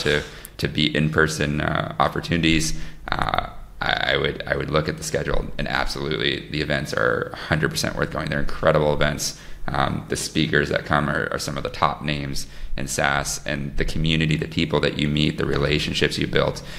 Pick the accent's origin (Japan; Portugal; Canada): Portugal; Lisbon; my hometown, Lisbon.